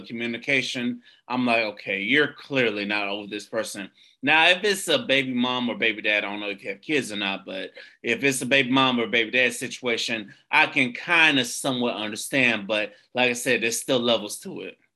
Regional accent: Tampa, Florida, United States; I'm from Tampa, the Tampa area

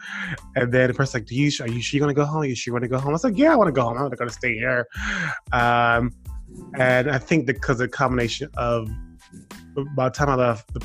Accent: Miami, Florida, United States; moved away; I'm from Miami

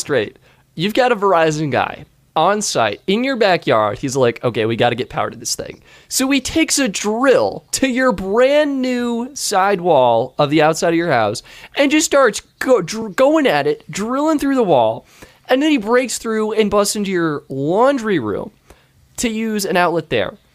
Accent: Longmont, Colorado, United States; my hometown in Longmont

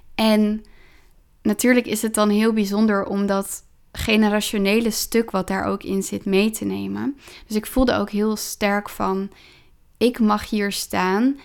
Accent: Driebergen, Utrecht, Netherlands; ik ben opgegroeid in Driebergen

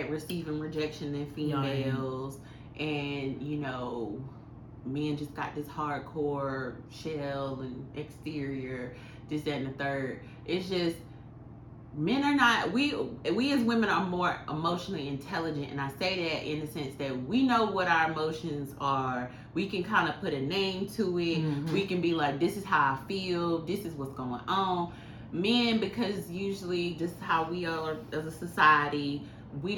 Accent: the South, United States; I'm from the South

